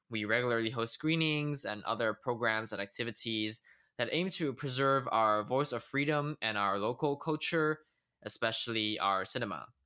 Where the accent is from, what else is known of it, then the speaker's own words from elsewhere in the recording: Hong Kong; now in Los Angeles, United States; I'm finishing a master's in film and TV production in Los Angeles, California, and I'm also from Hong Kong.